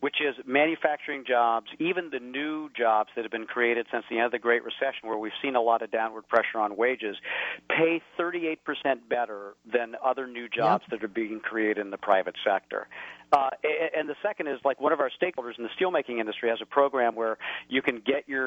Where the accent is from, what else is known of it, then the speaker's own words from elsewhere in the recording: rural Indiana, United States; moved away; my hometown in rural Indiana